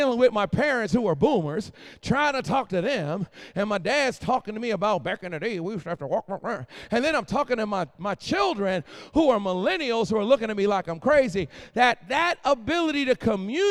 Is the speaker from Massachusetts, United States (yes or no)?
yes; Boston, Massachusetts, United States; also born or lived in Philadelphia, Pennsylvania; now in North Carolina, United States; I was born in Philly, raised in Boston, and now I live in North Carolina